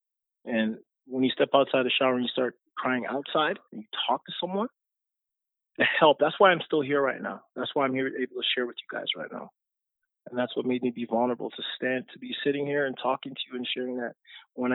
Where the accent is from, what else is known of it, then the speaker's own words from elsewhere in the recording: Jamaica; I'm a Jamaican. I was born in Jamaica.